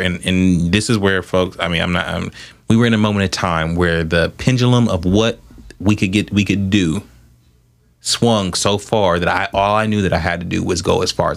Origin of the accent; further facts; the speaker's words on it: Columbus, Ohio, United States; also born or lived in Atlanta, Georgia; I grew up in Southfield.